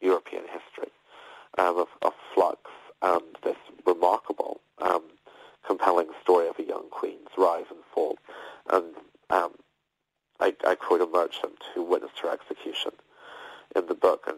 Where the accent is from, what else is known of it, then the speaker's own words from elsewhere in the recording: Belfast, Northern Ireland, United Kingdom; I grew up in Belfast, where in Northern Ireland